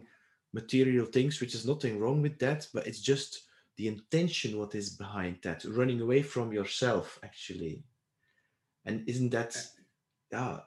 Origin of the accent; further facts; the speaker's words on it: Belgium; I was raised in Belgium.